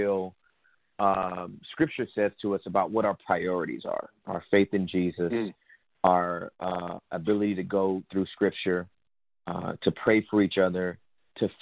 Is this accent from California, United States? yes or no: yes; Inglewood, California, United States; I was born and raised in Inglewood, California